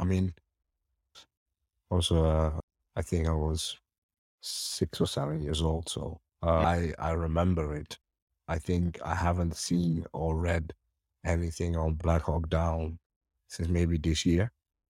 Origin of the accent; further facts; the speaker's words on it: Somalia; born there; I mean, obviously, you know, I was born in Somalia.